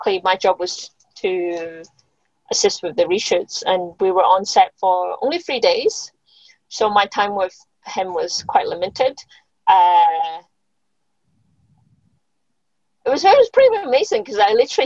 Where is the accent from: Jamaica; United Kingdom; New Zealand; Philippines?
United Kingdom; Scotland; moved away; I grew up in Scotland